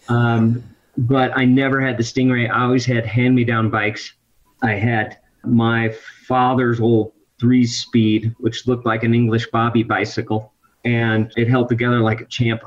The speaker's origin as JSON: {"language": "English", "region": "Midwest", "country": "United States", "tie": "born or raised there", "moved": "yes", "said": "the hometown where I grew up in the Midwest"}